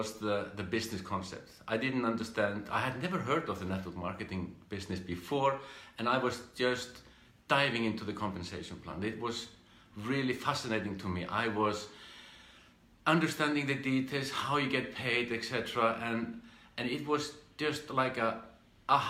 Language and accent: English; Iceland; I'm from Iceland. I grew up in this country here and did my education and the usual things